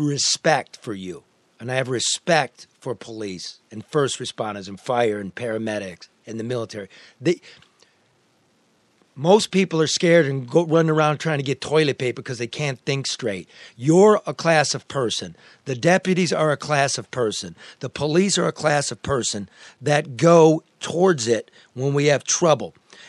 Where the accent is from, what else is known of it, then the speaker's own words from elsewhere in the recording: United States; I'm an American